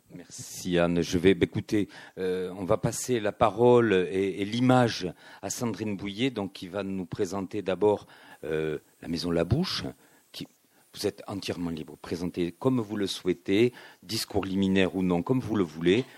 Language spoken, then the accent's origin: French; Toulouse, Occitania, France; je suis toulousain